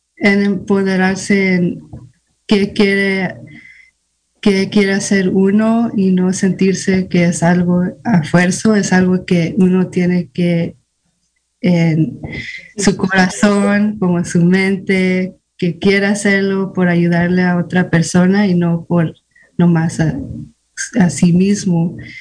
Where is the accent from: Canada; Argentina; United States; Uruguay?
United States; Fort Bragg, California; also born or lived in Guadalajara, Jalisco, Mexico; yo nací en Guadalajara, Jalisco, México, pero me trajeron aquí a Fort Prague, California, cuando tenía 11 meses. Entonces me crecí aquí casi toda mi vida